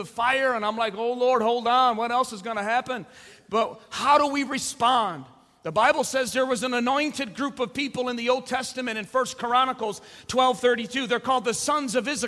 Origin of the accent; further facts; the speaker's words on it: United States; we're more American than we are Christian